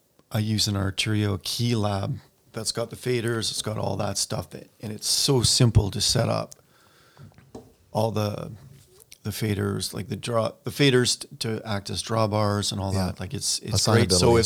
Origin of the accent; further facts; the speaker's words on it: Campbell River, British Columbia, Canada; I grew up in Campbell River.